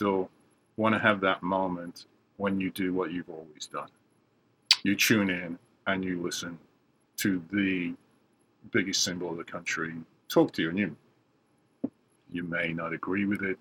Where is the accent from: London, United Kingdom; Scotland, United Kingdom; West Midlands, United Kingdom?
West Midlands, United Kingdom; Birmingham; also born or lived in West Bromwich; now in United States; I grew up in Birmingham, second largest city in England, a very industrial city